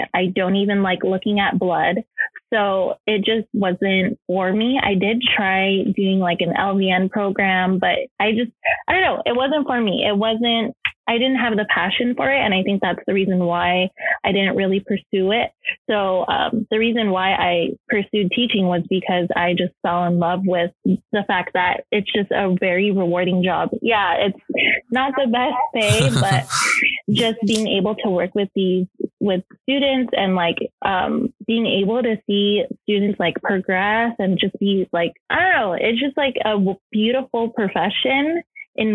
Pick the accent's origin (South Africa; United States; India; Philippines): Philippines; As a Filipino, the typical stereotypical thing, they wanted me to be a nurse. So my grandma was a nurse and my mom was a nurse